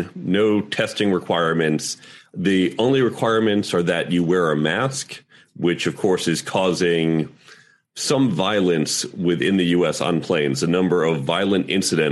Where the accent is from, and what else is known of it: United States